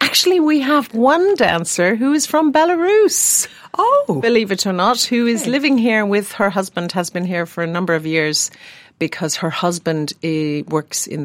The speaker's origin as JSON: {"language": "English", "town": "Sutton", "region": "Leinster", "country": "Ireland", "tie": "born or raised there"}